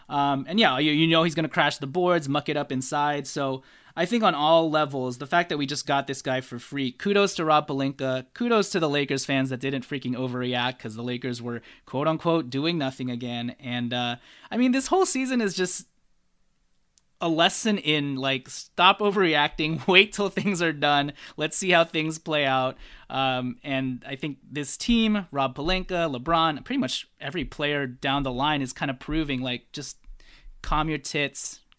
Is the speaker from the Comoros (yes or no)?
no; Philippines; I'm Filipino, okay? I mess up idioms a lot.